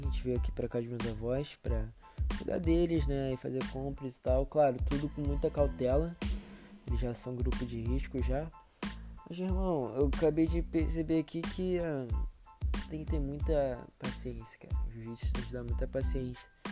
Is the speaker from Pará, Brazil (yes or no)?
no; Rio de Janeiro, Brazil; Eu moro no Rio, né? sou carioca.